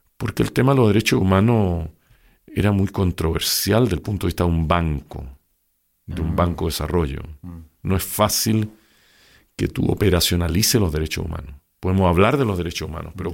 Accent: Santiago, Santiago Metropolitan Region, Chile; yo nací en Santiago el año 1947

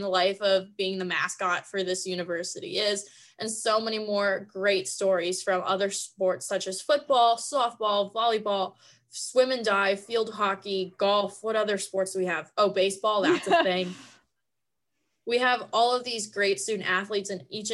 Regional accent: Avon Lake, Ohio, United States; I'm originally from Cleveland, Ohio, specifically Avon Lake

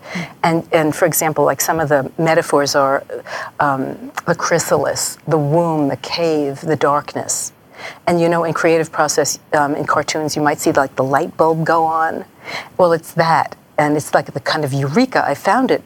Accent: New York, United States; I grew up in New York

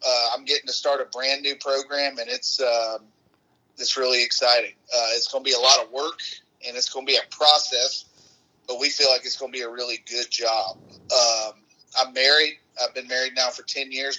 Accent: Atlanta, Georgia, United States; I went back home. I'm kinda from Metro Atlanta

